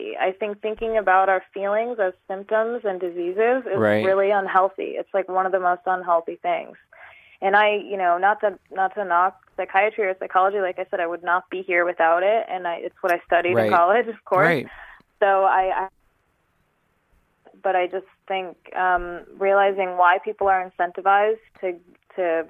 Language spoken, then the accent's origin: English; New York, United States; moved away as an adult; also born or lived in California